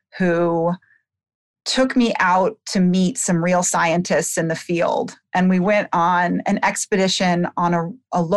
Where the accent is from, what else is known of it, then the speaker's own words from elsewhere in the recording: Bethesda, Maryland, United States; I grew up in Bethesda, Maryland, outside of D.C.